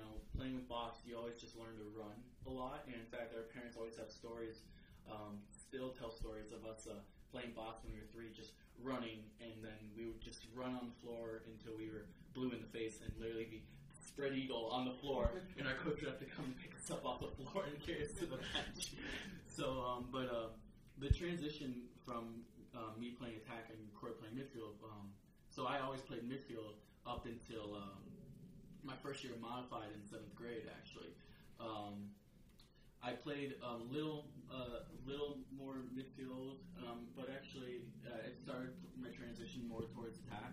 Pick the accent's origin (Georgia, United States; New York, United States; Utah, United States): New York, United States; Fayetteville; growing up in Fayetteville Manly, our coach, Chris Canale, he was a West Gen C guy